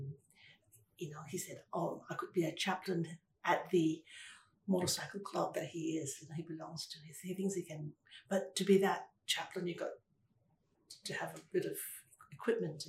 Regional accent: Ipoh, Perak, Malaysia; moved away; I was born in Ipoh

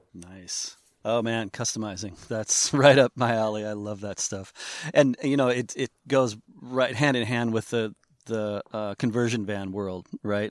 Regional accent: Seattle, Washington, United States; I'm from Seattle

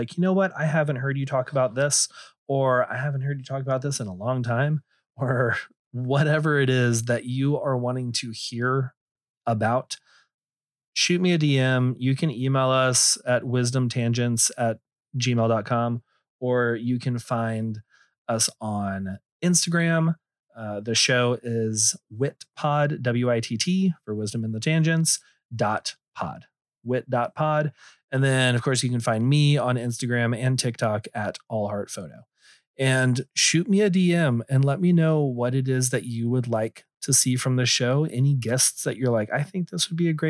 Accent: Texas, United States; I'm from Texas and everything, but I kind of pride myself that I don't have a thick drawl

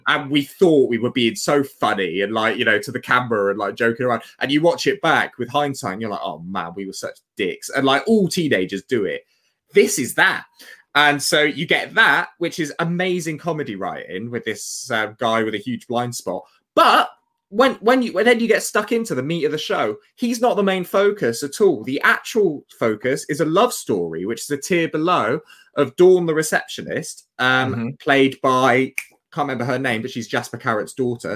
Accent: Tewkesbury, South West England, United Kingdom; born or raised there

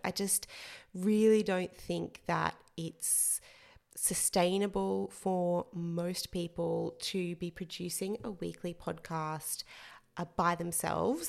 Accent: central Queensland, Australia; moved away as an adult; also born or lived in England; I worked as a newspaper journalist for five years in my hometown in central Queensland in Australia

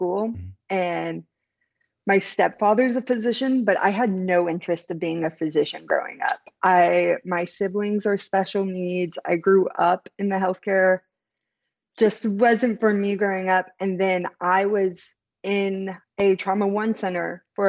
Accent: Central Valley, California, United States; I'm from the Central Valley where it's an extremely underrepresented area

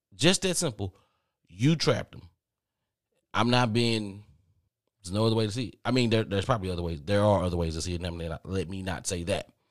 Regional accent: the South, United States; I'm from the South

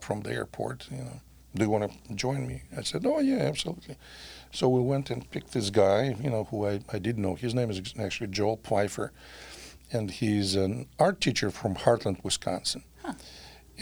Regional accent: Saint Petersburg, Russia; English is a second language; moved away as an adult; now in Milwaukee, United States; I was born in St. Petersburg, Russia.

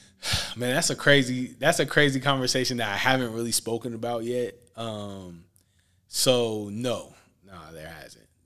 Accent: Portland, Oregon, United States; I'm from Portland, Oregon, uh, born and raised

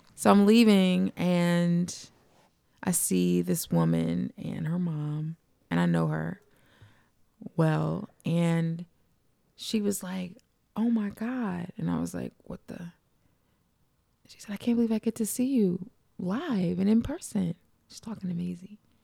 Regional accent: East Orange, New Jersey, United States; I'm from East Orange

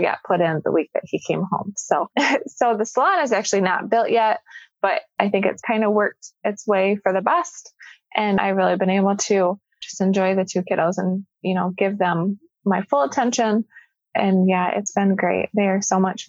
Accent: Jackson, Michigan, United States; moved away as an adult; now in Grand Rapids, United States; I'm actually not from this area. I'm from Southern Michigan, down by Jackson

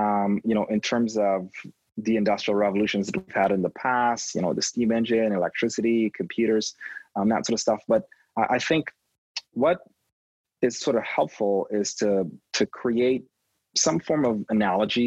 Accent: Trinidad & Tobago; now in Toronto, Canada; I was born in Toronto. I stayed here till I was two, and then I grew up in the Caribbean in a little country called Trinidad and Tobago

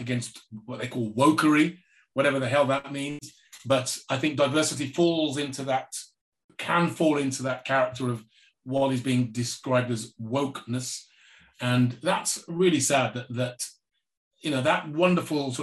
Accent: England, United Kingdom; growing up in England had a particular effect on my mental health

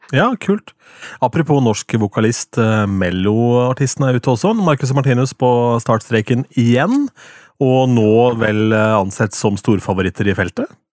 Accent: Østfold, Norway; Jeg er fra Østfold

